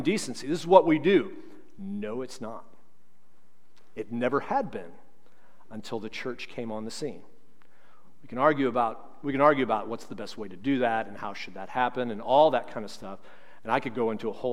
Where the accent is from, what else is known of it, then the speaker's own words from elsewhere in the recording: St. Charles, United States; I'm from St. Charles